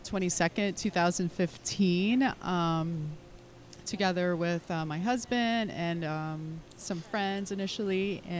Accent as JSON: {"language": "English", "region": "California", "country": "United States", "tie": "born or raised there", "also_born_or_lived": "Philippines", "moved": "yes", "lives_now": "Hawaii, United States", "said": "I'm actually born in California. My parents are Filipino, so I was born in California, but I lived in California and the Philippines."}